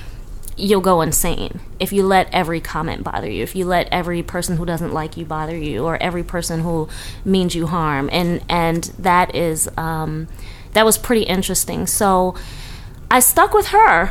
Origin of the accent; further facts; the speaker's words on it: Baltimore, Maryland, United States; moved away as an adult; also born or lived in Atlanta; growing up in Baltimore.